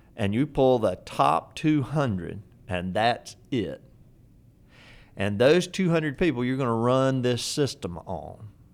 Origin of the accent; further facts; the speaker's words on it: Fayetteville, North Carolina, United States; my hometown, Fayetteville, North Carolina